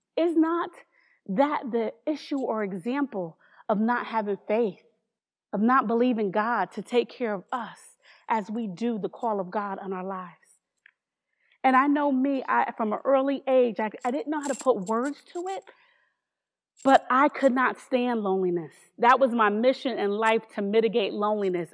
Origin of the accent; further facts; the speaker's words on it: New Haven, Connecticut, United States; I'm from New Haven, Connecticut